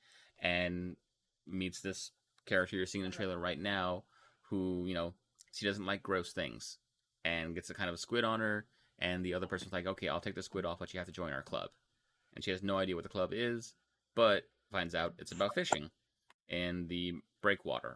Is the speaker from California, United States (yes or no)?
no; Texas, United States; I'm from Texas